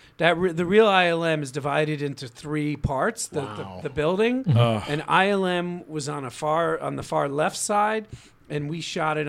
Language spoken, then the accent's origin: English; Queens, New York, United States; Queens, New York.